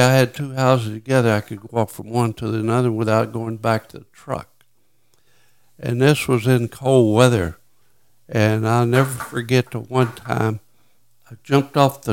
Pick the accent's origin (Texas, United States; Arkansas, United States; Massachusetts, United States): Arkansas, United States; Little Rock; moved away as an adult; I grew up in Little Rock